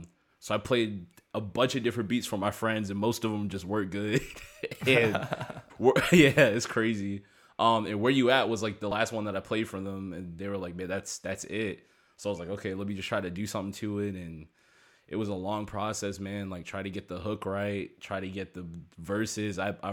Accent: Maryland, United States; I'm from Maryland, and, like, they hit, like, Maryland maybe, like, shoot, like, 9 years ago

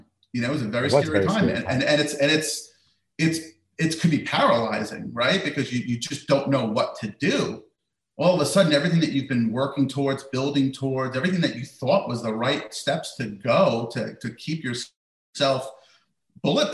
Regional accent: United States; living in America, growing up in America

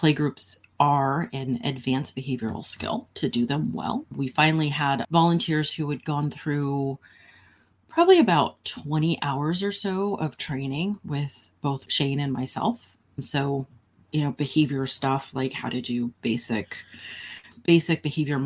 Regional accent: Santa Cruz, California, United States; also born or lived in San Francisco; I grew up in Santa Cruz and left Santa Cruz when I was 18, moved to San Francisco

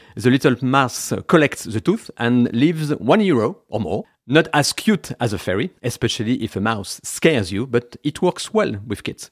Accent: France; English is a second language; moved away as an adult; now in United Kingdom; I am from France

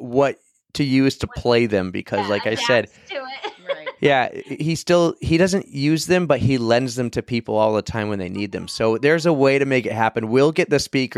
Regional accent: Sandown, New Hampshire, United States; I grew up in Sandown

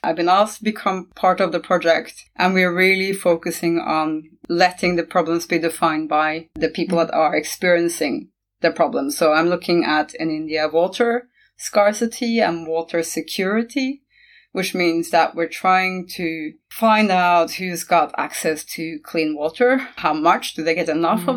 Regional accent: Norway; also born or lived in Costa Rica / China; now in England; I'm from Norway. I've lived in several different countries, starting with Norway, moving on to Costa Rica, England, China.

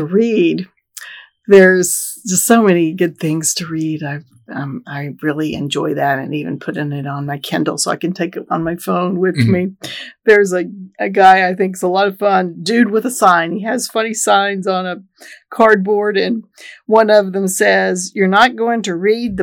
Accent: Texas, United States; moved away; When you grow up in Texas

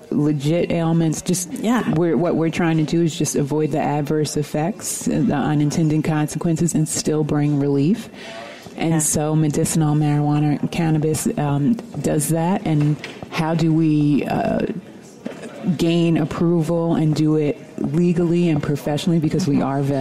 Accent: New York, United States; now in Los Angeles, United States; I am a New Yorker.

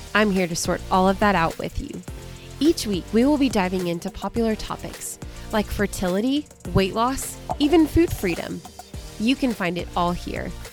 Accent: Southern Alabama, United States; I'm from Southern Alabama, right on the coast

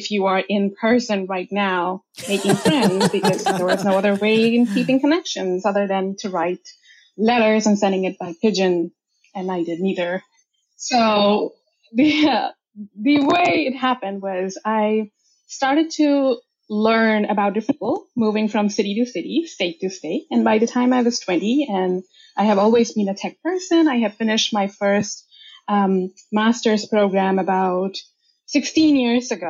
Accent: India; moved away as an adult; also born or lived in United States; now in Canada; And I grew up in India. That's where I'm from. I'm a first generation immigrant from there. I moved about six years ago to States and from States to Canada.

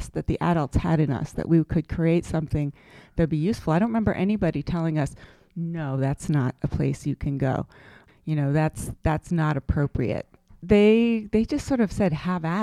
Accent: Concord, Massachusetts, United States; I grew up in Concord, Mass., the seat of the American Revolution, and a suburb of Boston

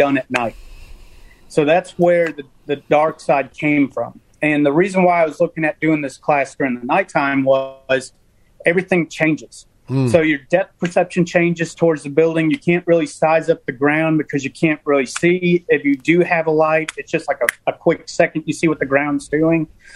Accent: Chicago, Illinois, United States; now in Birmingham, United States; born and raised in Chicago, barely graduated high school

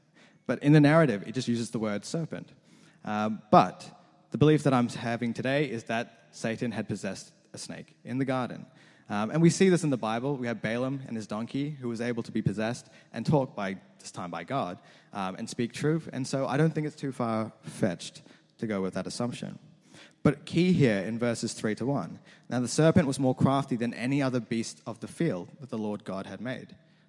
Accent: Australia; also born or lived in New Zealand; I was born not in Australia, but in New Zealand. I genuinely was born in New Zealand. When I was younger, my family, we fell in some hard times and we had to move to Australia, roughly when I was about 6 or 7.

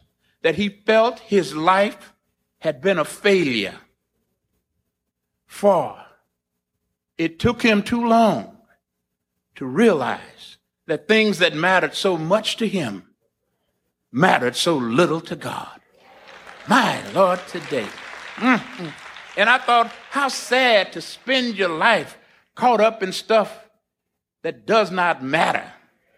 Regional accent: Corpus Christi, Texas, United States; now in Princeton, United States; I was born and raised in Corpus Christi, Texas, on the Gulf of Mexico. I have spent the last 35 years in Princeton

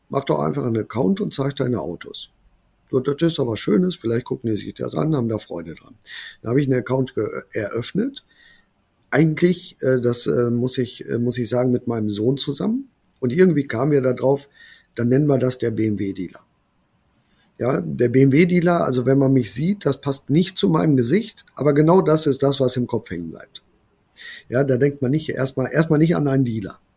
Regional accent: Brilon, North Rhine-Westphalia, Germany; ich habe dann aber gewechselt in meine Heimatstadt, hier nach Brilon. Und ähm, ja, es ist ein kleiner Ort

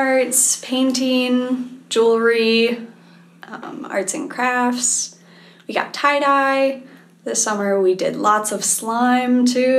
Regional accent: Michigan, United States; I'm from Michigan.

